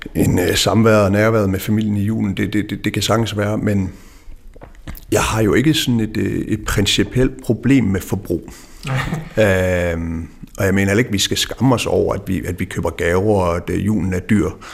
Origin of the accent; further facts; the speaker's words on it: West Jutland, Central Denmark Region, Denmark; jeg er opvokset i Vestjylland